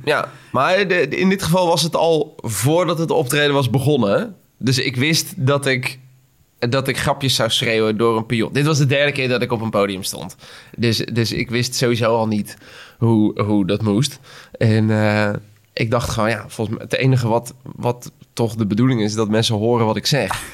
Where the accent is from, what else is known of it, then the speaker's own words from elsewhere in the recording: Schipluiden, South Holland, Netherlands; moved away; ik kom oorspronkelijk uit Schipluiden. Klein dorpje eh, tussen Delft en Rotterdam en Den Haag.